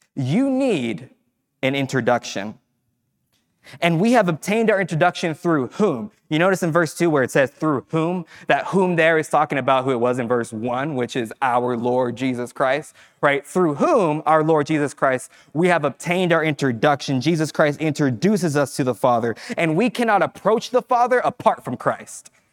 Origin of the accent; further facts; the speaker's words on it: Fresno, California, United States; moved away as an adult; I grew up in Fresno, so I spent time away from Fresno